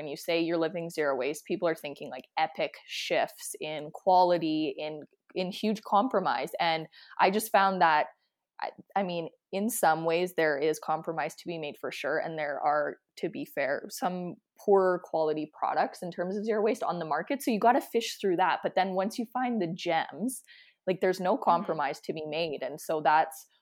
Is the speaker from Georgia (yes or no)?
no; Saskatchewan, Canada; now in Calgary, Canada; I'm from Saskatchewan and my grandparents are Saskatchewan, like they were Saskatchewan homesteaders